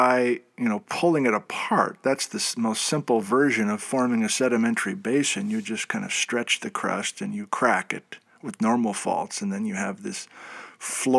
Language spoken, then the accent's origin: English; Midwest, United States; I'm from the Midwest